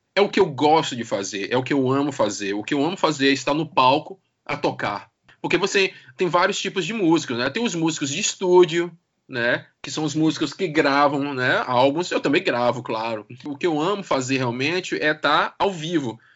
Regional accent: Brazil; now in Portugal; Sou brasileiro

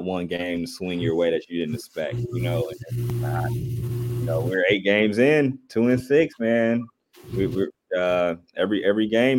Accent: Dayton, Ohio, United States; I'm from Dayton

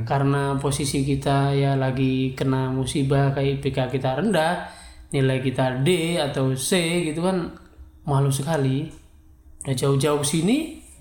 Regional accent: East Java, Indonesia; accent: medok; moved away as an adult; also born or lived in Bogor

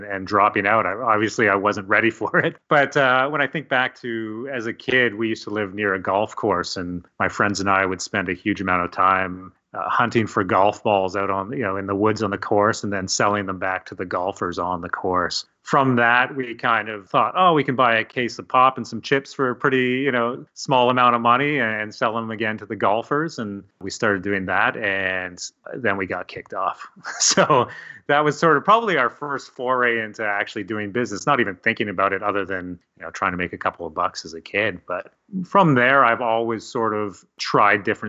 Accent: Hamilton, Ontario, Canada; also born or lived in Toronto; Yeah, so I grew up in Hamilton, Ontario, and I'm still

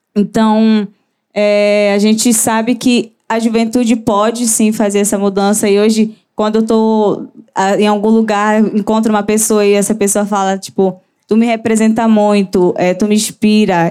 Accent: Santarém, Pará, Brazil; sou de Santarém, Pará, a terra do chão

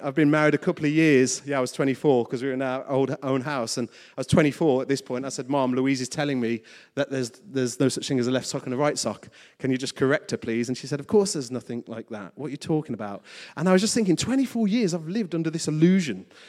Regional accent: West Midlands, United Kingdom; my schooling in the West Midlands

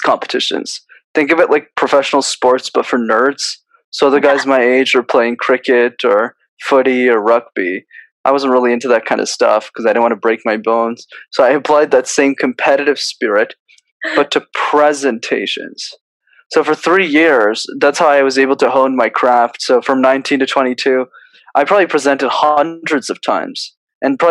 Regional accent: Montreal, Quebec, Canada; I was born in Montreal, so I'm a born Canadian citizen.

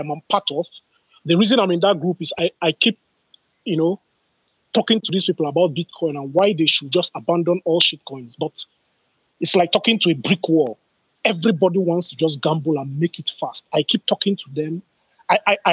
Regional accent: Nigeria; I am a Nigerian

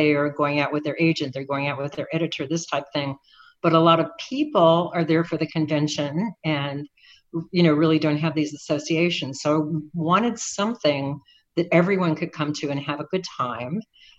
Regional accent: Miami, Florida, United States; I'm from Miami. And one of my favorite things about being from Miami is that I'm close to the Keys, and have spent my whole life going down to the Keys and Key West and the Keys in between.

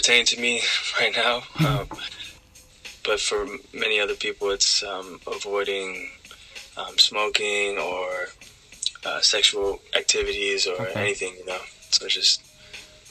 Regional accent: Seattle, Washington, United States; I'm from Seattle, Washington.

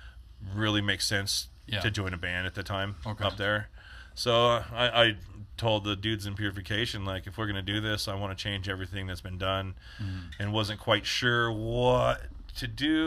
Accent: Bishop, California, United States; moved away as an adult; also born or lived in Long Beach, California / Lake Isabella, California / Southlake; I grew up in Bishop and Lake Isabella. And, you know, all across the Sierras is like all mining towns.

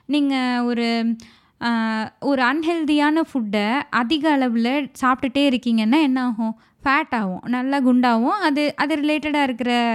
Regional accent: Madurai, Tamil Nadu, India; அதே மதுரையில் நிலம் வாங்கினாங்க வீடு வாங்கினாங்க மூணு பசங்க அந்த ஊரில் தான் பிறந்தோம்

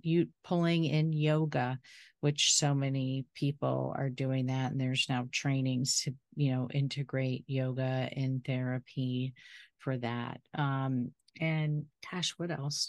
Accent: Florida, United States; I'm from Florida

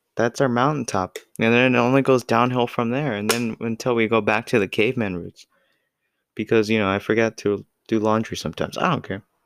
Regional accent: United States; I'm American

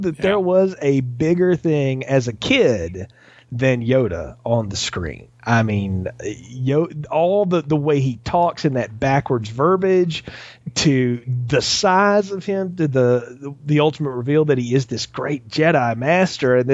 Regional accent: the South, United States; growing up in the South here

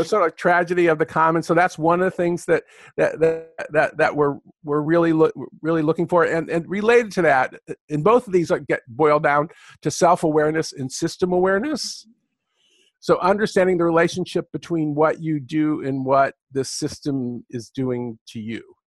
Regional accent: California, United States; also born or lived in Michigan; I'm a Californian

